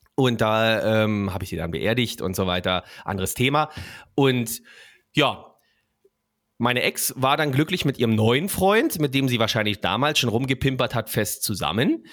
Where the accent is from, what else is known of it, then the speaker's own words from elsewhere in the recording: Berlin, Germany; Ich bin da aufgewachsen in der Platte in Berlin-Mitte, Singerstraße 112